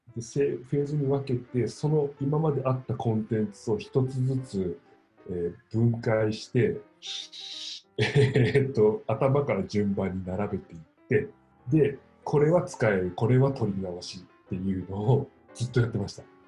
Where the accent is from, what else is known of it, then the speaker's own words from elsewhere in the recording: Miyazaki, Japan; 僕、宮崎県の出身で